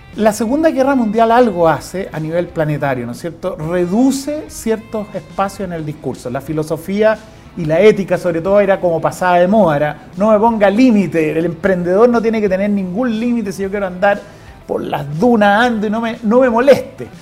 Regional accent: Chile; somos los chilenos

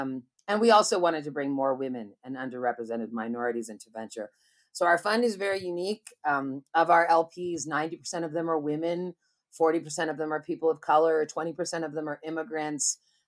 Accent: Berkeley, California, United States; And so I grew up in Berkeley, California, and went to college and everything.

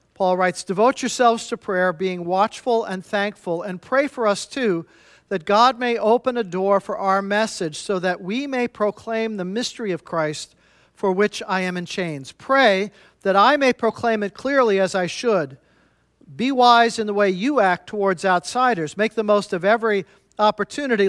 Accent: Midwest, United States; I'm from the Midwest myself

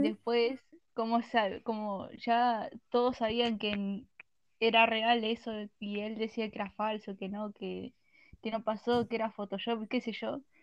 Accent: Argentina; soy de Argentina y soy menor

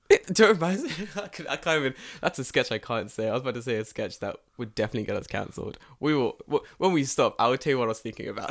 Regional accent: England, United Kingdom; moved away; also born or lived in Japan; I'm English.

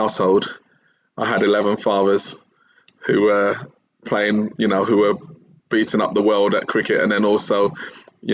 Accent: London, United Kingdom; Grew up in East London, kind of challenging part of East London, as East London generally is.

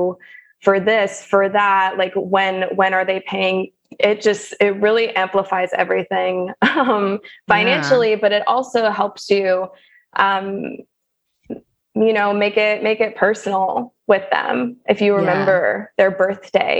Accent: the South, United States; also born or lived in St. Louis / Nashville / Los Angeles; I'm from the South

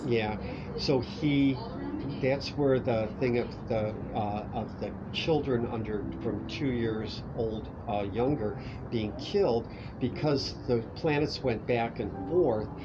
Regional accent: Cleveland, Ohio, United States; I grew up in Cleveland, Ohio

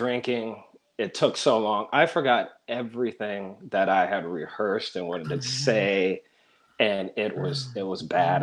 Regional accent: Fayetteville, North Carolina, United States; moved away as an adult; also born or lived in Baltimore, Maryland; now in Maryland, United States; My dad was in the military. I grew up in Fort Bragg, North Carolina

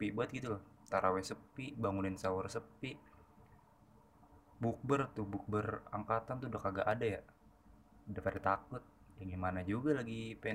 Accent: Klaten, Central Java, Indonesia; kalau kampung gue pribadi tuh ada di Klaten kan Klaten kan deket ke Solo deket ke Jogja ya

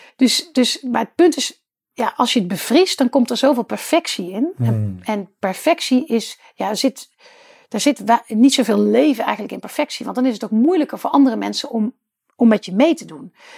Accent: Netherlands; als Nederlanders op dat kleine stukje land

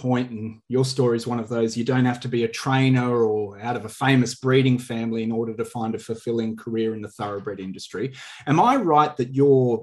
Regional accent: Armidale, New South Wales, Australia; growing up in the Armidale region in northwest New South Wales

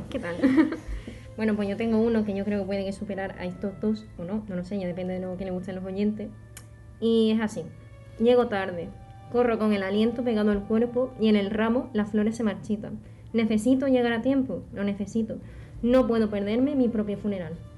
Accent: Jerez de la Frontera, Andalusia, Spain; yo soy de Jerez

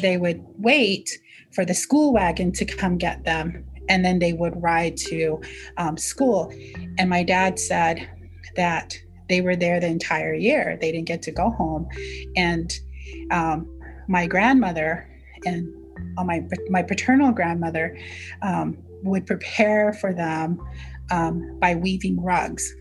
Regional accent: Navajo Nation, United States; first language Navajo; English is a second language; So I just introduced myself in Navajo.

